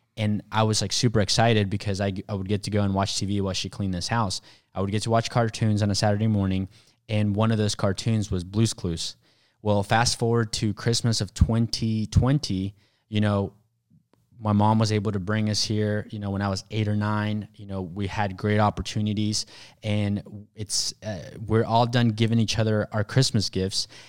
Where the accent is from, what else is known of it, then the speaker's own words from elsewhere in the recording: Mexico; moved away; I was actually born in Mexico.